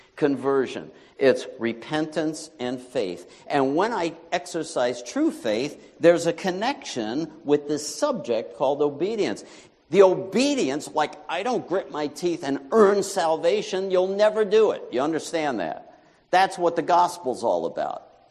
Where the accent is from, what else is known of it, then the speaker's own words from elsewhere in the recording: New York, United States; moved away as an adult; my home state of New York